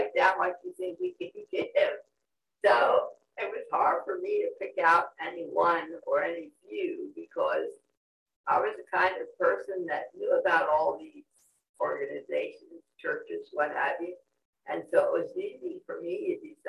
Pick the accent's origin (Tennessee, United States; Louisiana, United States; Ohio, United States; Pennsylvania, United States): Pennsylvania, United States; Willow Street; I grew up in Willow Street, but I went to Stradbury Mennonite Church